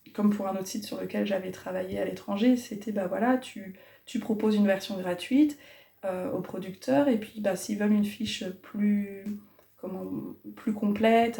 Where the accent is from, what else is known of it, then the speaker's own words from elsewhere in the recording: Cherbourg, Normandy, France; moved away as an adult; also born or lived in Morocco; now in La Haye-du-Puits, France; je suis originaire de Cherbourg, j'y ai vécu 23 ans